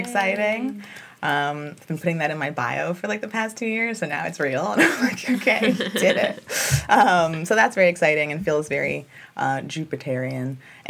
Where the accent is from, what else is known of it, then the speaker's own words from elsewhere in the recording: Los Angeles, California, United States; also born or lived in Long Beach; I'm in Long Beach. I'm from Los Angeles, and I've returned home.